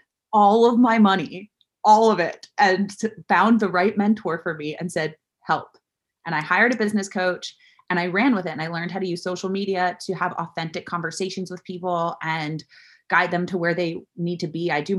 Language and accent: English; Florida, United States; South Florida.